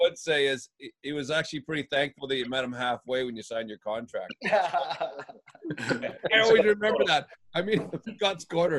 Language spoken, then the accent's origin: English; Sudbury, Ontario, Canada; moved away as an adult; also born or lived in Wales; Paul's a friend of mine growing up in Sudbury